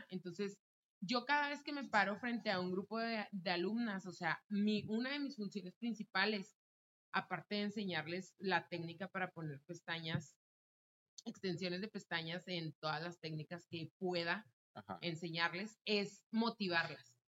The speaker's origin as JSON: {"language": "Spanish", "country": "Mexico", "said": "desgraciadamente como mexicanos también tenemos ah. mucho la cultura del malinchismo"}